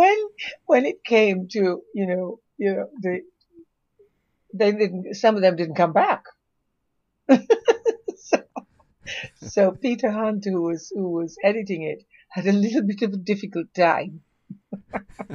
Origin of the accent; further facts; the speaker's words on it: Jamaica; I'm Jamaican